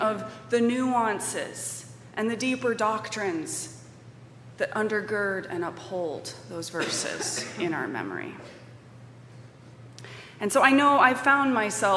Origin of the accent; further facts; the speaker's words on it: Colorado Springs, Colorado, United States; now in Madison, United States; I was a Catholic kid growing up in Colorado Springs, Colorado, in the 80s